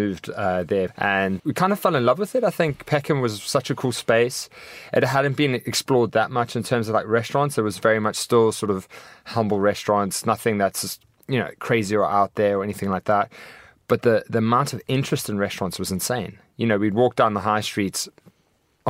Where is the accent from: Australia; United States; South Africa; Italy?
South Africa; moved away as an adult; now in London, United Kingdom; I'm an extremely passionate and patriotic South African. I mean, I've been here for 9 years, but I still count myself as a South African.